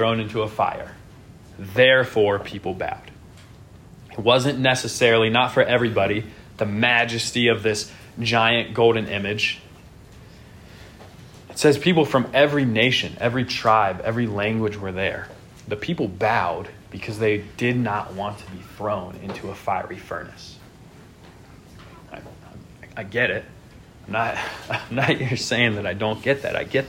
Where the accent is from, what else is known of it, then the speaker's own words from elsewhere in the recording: United States; In our country, we live in a nation